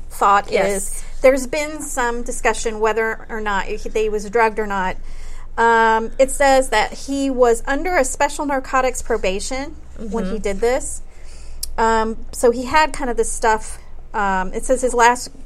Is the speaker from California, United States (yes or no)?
no; Elyria, Ohio, United States; moved away; also born or lived in Mansfield, Ohio; We lived in two towns in Ohio.